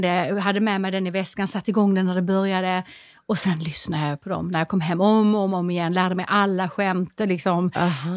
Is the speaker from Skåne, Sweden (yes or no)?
yes; Skåne, Sweden; jag är skåning